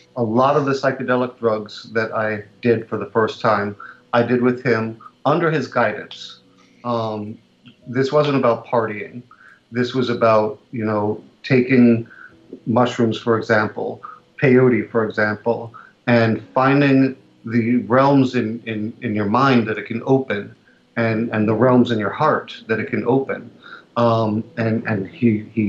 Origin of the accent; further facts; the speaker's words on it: New York City, New York, United States; I was born in Greenwich Village in 1965.